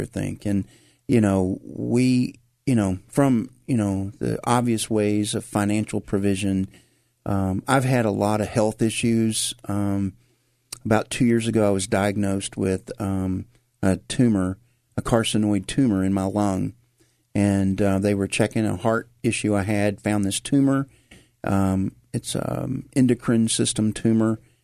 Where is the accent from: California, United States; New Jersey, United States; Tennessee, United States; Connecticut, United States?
Tennessee, United States; Memphis; accent: Memphis; moved away as an adult; now in Lagrangeville, United States; we were going to Whit Memorial Baptist Church over off of Macon Road is where I grew up